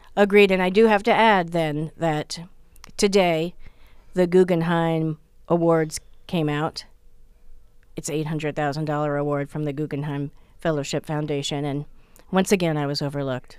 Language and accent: English; New Jersey, United States; I'm from New Jersey